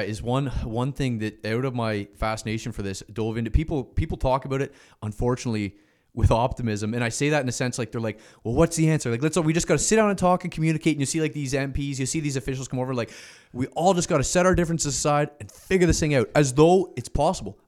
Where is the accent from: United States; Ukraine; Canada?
Canada; as a Canadian